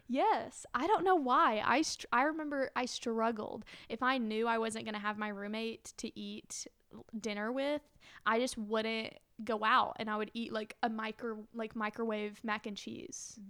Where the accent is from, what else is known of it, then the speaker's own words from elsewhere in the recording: Soddy-Daisy, Tennessee, United States; I'm from that, like, s, the small city of Saudi Daisy outside of Chattanooga